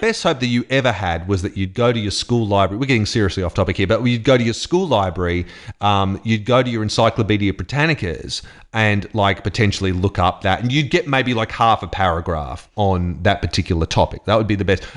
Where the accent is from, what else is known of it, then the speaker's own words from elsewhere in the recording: Queensland, Australia; moved away; I grew up in Queensland